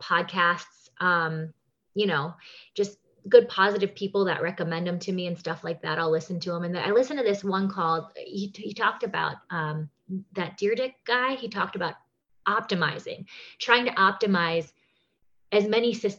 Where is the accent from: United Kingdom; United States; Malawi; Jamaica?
United States; Wisconsin; moved away as an adult; also born or lived in New York City; now in Las Vegas, United States; I grew up in Wisconsin, go Packers.